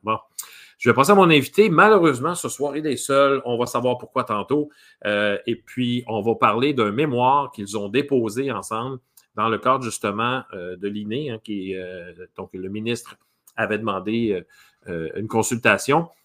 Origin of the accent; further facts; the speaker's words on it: Quebec, Canada; en bon québécois